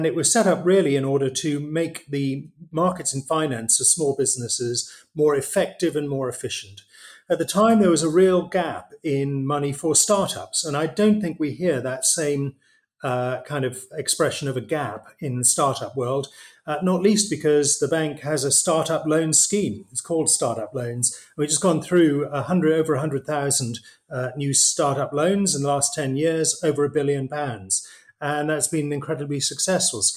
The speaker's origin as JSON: {"language": "English", "town": "Newcastle upon Tyne", "region": "North East England", "country": "United Kingdom", "tie": "born or raised there", "also_born_or_lived": "Cambridge / Vietnam", "moved": "as an adult", "said": "Born and brought up in Newcastle."}